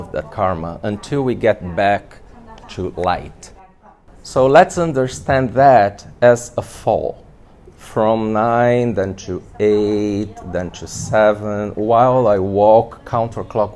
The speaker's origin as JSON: {"language": "English", "country": "Brazil", "said": "in my home country, Brazil"}